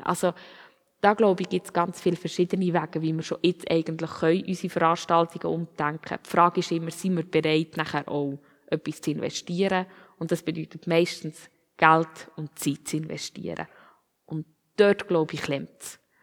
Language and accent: German; Switzerland; als Schweizer